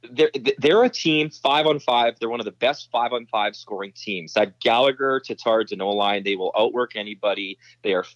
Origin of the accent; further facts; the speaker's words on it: Boyle, Alberta, Canada; now in Toronto, Canada; as a kid growing up in Northern Alberta